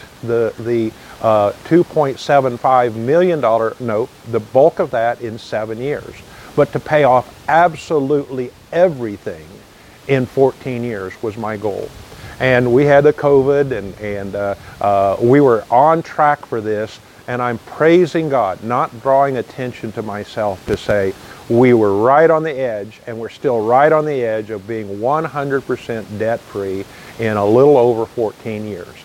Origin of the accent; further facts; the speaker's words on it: United States; I'm already an American